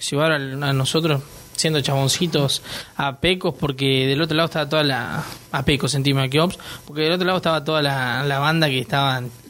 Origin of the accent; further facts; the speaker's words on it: Leones, Córdoba, Argentina; nosotros somos del interior de Córdoba, de Leones